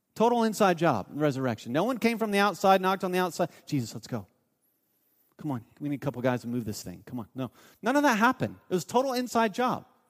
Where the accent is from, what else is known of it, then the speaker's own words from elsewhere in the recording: Mount Vernon, Ohio, United States; I grew up in a town, um, called Mount Vernon, Ohio